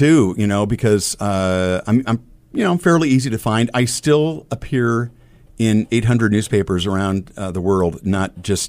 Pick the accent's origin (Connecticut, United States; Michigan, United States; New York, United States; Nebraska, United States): Nebraska, United States; Omaha; drawing cartoons in a little homemade newspaper growing up in South Omaha, to drawing cartoons for the Omaha South High paper